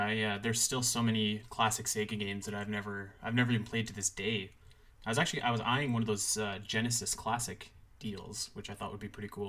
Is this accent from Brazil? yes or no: no; Canada; accent: Canadian; Well, I'm Canadian.